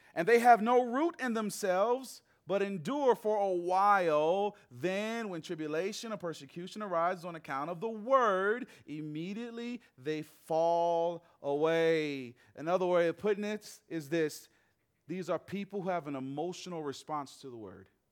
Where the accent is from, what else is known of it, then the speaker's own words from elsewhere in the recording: Atlanta, Georgia, United States; moved away as an adult; also born or lived in Nashville; That's where I'm from, born and raised in Atlanta